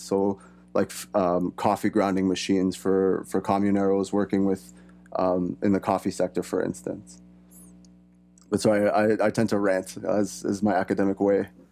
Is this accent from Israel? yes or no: no; Canada; my background is European, I was born and raised here in Canada.